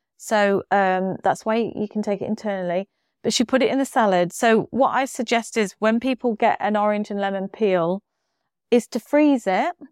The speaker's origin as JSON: {"language": "English", "country": "United Kingdom", "said": "we're very British."}